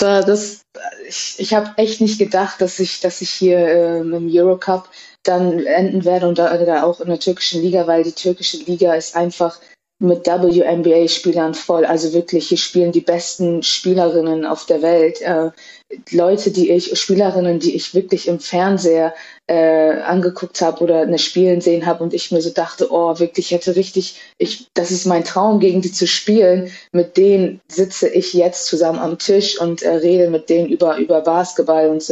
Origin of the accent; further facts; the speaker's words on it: Cuxhaven, Lower Saxony, Germany; moved away; Ich bin in Cuxhaven geboren, habe auch dort angefangen äh, zu spielen